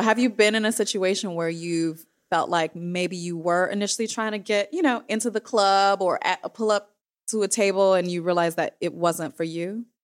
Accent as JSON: {"language": "English", "region": "Midwest", "country": "United States", "said": "I am from the Midwest"}